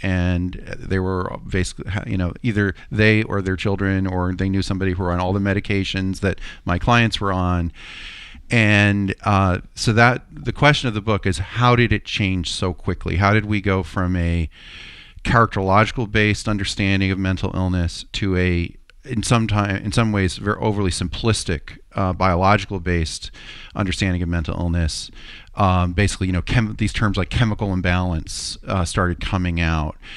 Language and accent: English; Middletown, United States; I grew up in Middletown.